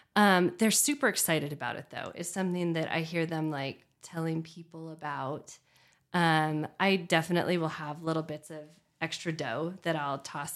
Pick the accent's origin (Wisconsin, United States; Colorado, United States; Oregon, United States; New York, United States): Oregon, United States; Redmond; now in Bend, United States; I grew up in Redmond